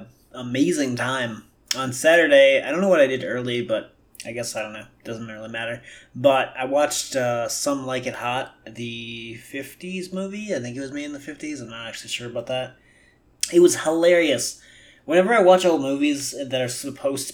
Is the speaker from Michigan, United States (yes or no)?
no; Milwaukee, Wisconsin, United States; I'm obviously from Milwaukee